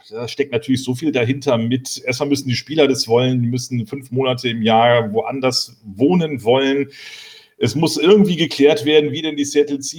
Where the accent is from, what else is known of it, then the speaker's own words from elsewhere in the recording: Berlin, Germany; ich komme nun aus Berlin und ich denke immer, wenn die NFL nach Deutschland kommt, dann müssen sie eigentlich in Berlin spielen